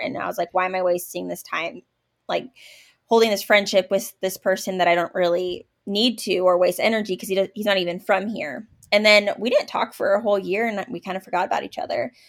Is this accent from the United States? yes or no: yes; Oregon, United States; moved away as an adult; now in Kansas, United States; I was actually from Oregon, and that's where I met my husband at a camp